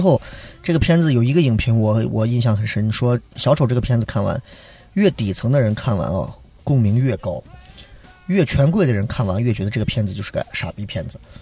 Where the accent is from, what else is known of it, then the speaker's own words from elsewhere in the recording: Shaanxi, China; 我们陕西一句方言叫练得很